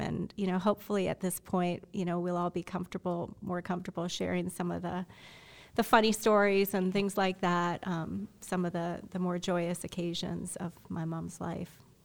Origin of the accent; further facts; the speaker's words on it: Canada; moved away; I'm Canadian. I have a Canadian passport